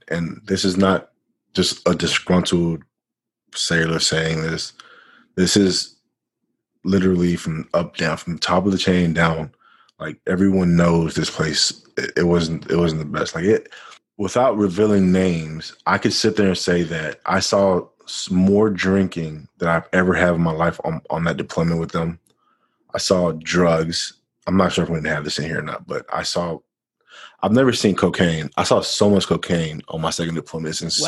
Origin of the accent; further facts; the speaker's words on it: Florida, United States; I'm from Florida.